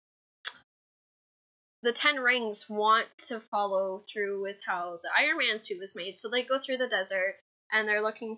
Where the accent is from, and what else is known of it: Canada